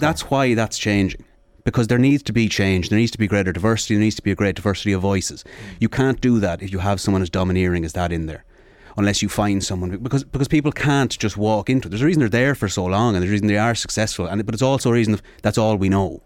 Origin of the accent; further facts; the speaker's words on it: Sligo, Connacht, Ireland; I'm from Sligo